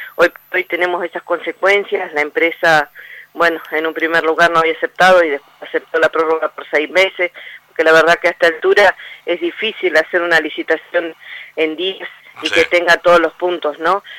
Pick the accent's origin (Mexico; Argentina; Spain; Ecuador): Argentina; Como argentinos